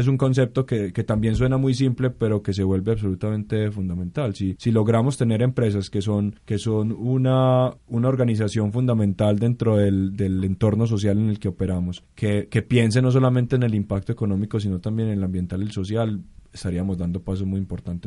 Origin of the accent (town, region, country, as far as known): Colombia